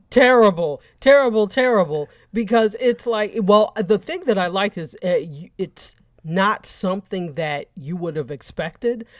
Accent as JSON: {"language": "English", "country": "United States", "tie": "born or raised there", "said": "I was born in the States"}